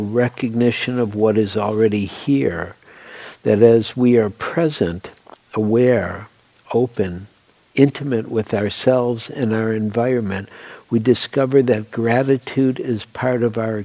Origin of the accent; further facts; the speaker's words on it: Detroit, Michigan, United States; moved away as an adult; also born or lived in New York / Oregon; I grew up in Detroit, which I really loved, and in the city, not in the suburbs